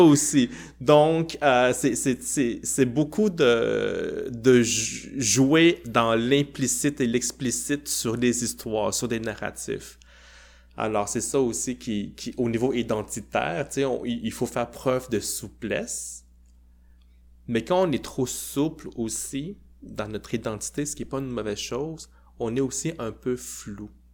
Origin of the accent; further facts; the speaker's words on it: Quebec, Canada; mon identité québécoise